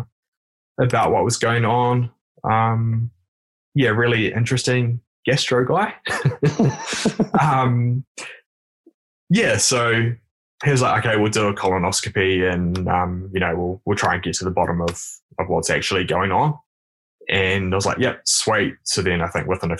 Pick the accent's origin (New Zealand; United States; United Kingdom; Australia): New Zealand; Taranaki; now in Wellington, New Zealand; I am actually from the Taranaki region, but I live down here in Wellington.